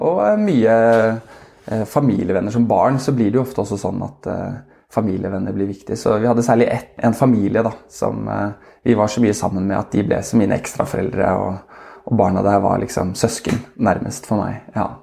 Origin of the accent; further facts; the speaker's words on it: Oslo, Norway; moved away as an adult; now in Askim, Norway; vi er fra Oslo begge